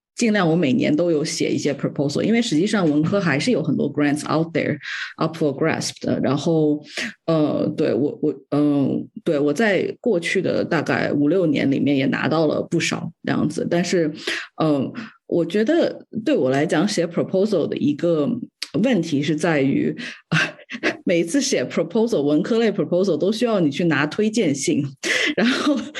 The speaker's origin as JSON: {"language": "Chinese", "country": "China", "tie": "born or raised there", "moved": "yes", "said": "我从小在中国长大吧"}